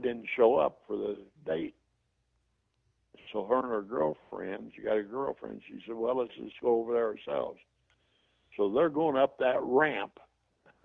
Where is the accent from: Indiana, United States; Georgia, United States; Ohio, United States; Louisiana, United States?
Indiana, United States; Terre Haute; I was from Terre Haute